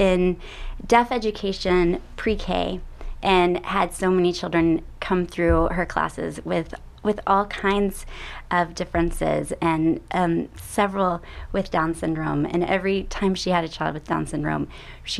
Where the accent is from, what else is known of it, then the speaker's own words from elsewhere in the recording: Texas, United States; accent: Texas; my Texas accent's coming out.